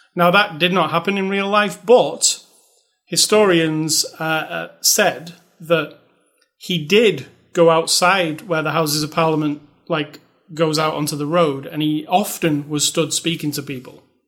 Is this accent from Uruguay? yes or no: no; United Kingdom; I'm British